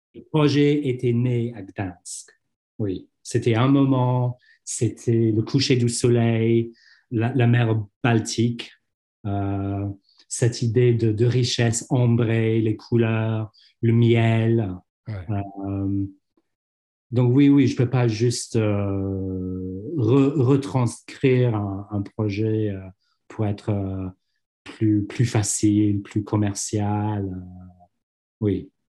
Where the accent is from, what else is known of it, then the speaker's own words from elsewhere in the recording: London, United Kingdom; French is a second language; je suis londonien